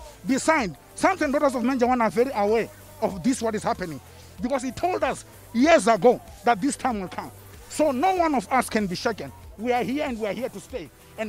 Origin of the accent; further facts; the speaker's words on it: South Africa; So I came all the way from South Africa